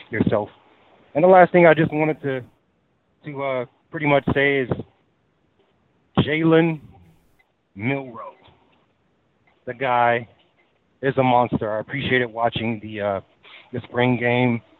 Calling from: Texas, United States; I'm calling in from Texas.

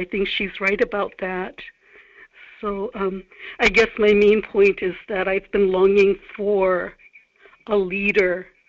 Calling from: Kodiak, Alaska, United States; Harleen and Kodiak.

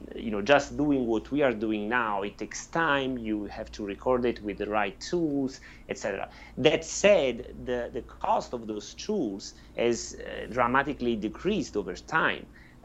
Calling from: Corsica, France; I'm speaking from Corsica, France, and you are in California, right?

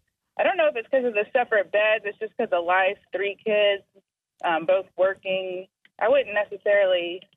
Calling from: Charleston, United States

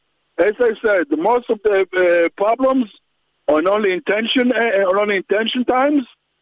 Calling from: Ramat Gan, Tel Aviv District, Israel; I'm calling from Ramat Gan.

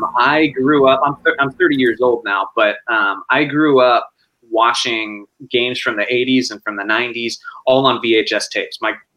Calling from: California, United States; Central California. San Luis.

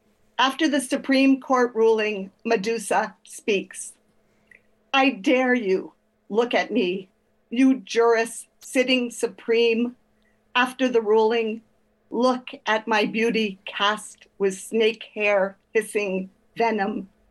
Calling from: Oakland, California, United States; From Oakland, California.

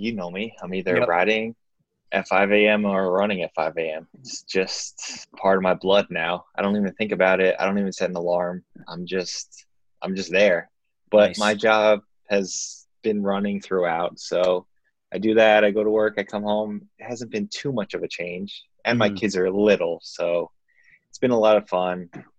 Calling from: New Jersey, United States; I am in New Jersey, and I'm in my basement

